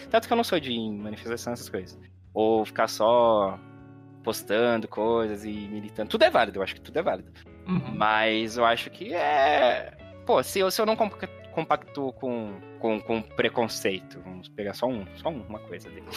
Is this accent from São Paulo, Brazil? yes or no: yes; São Paulo, Brazil; sou paulistano, enfim, sempre vivi aqui em São Paulo